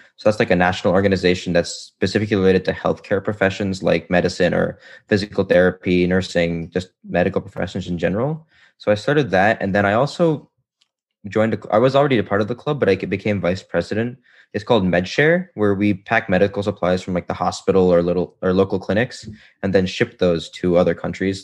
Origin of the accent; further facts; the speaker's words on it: Florida, United States; I'm from Florida